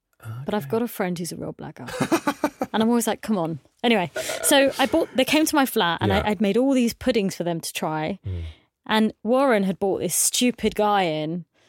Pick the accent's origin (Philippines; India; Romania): India; Because I've been brought up that way. I'm Indian, and I'd been sort of told that I had to marry a doctor, a lawyer, or something.